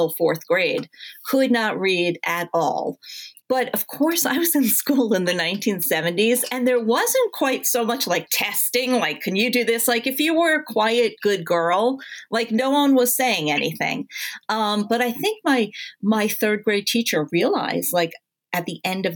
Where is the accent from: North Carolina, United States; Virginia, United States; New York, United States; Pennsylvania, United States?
New York, United States; Long Island; also born or lived in Queens, New York; I was born in Queens and grew up mainly in Long Island. Actually, entirely in Long Island